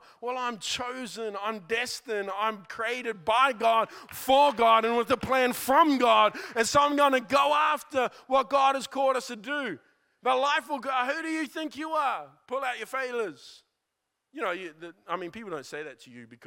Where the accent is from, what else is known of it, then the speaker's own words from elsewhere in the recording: New Zealand; Growing up in New Zealand